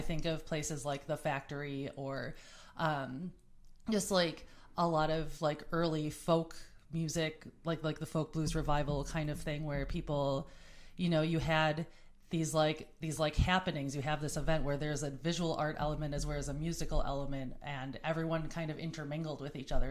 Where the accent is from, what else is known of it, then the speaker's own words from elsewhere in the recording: New Berlin, Wisconsin, United States; I grew up in essentially like New Berlin, Wisconsin, which is about a half hour away from Milwaukee